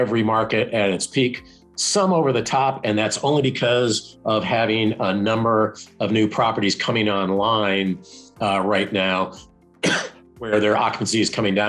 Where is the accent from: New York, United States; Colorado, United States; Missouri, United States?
Colorado, United States; Denver; I'm from Denver.